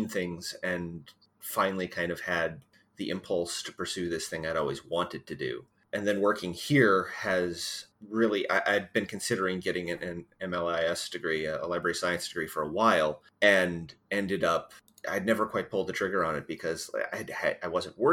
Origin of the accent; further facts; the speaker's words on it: Missouri, United States; now in Westerville, United States; I basically grew up in a library where I grew up back in Missouri